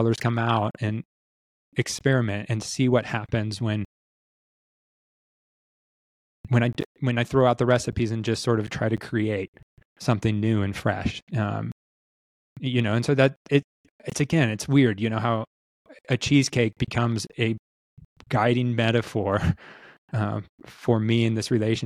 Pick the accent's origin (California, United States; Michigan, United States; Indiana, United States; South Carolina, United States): California, United States; Southern; also born or lived in China; I grew up on Thrifty's ice cream in Southern California